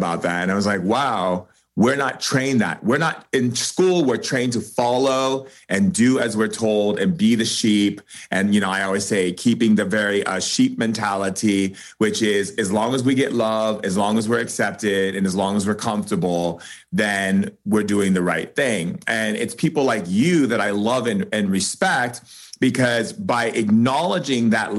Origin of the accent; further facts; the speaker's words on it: United States; I'm an American writer